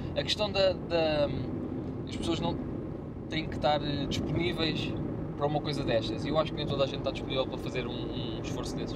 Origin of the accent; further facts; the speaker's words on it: Lisbon, Portugal; eu sou de Lisboa